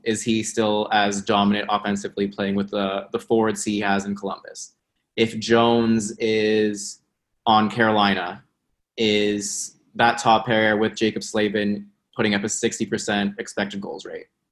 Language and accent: English; Toronto, Ontario, Canada; I'm I'm from Toronto.